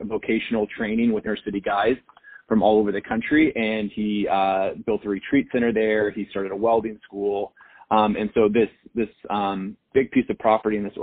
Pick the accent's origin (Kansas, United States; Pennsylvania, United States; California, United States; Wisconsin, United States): Kansas, United States; Wichita; in Kansas, where I grew up in Wichita